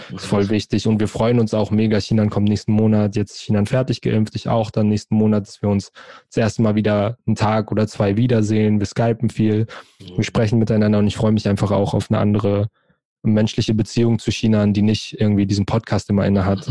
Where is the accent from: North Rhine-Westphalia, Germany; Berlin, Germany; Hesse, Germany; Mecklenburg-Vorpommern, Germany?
Hesse, Germany; Frankfurt; ich bin in Frankfurt, in und um Frankfurt aufgewachsen, geboren, groß geworden